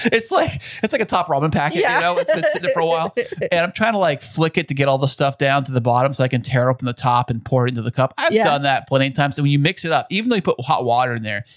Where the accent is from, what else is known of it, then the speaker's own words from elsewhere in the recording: Alpine, United States; growing up in Alpine